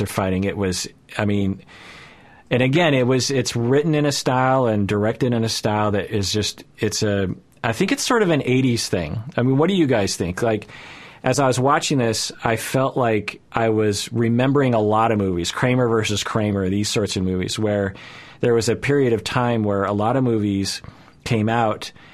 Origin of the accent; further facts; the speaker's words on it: United States; as a Japanese person growing up in America at the time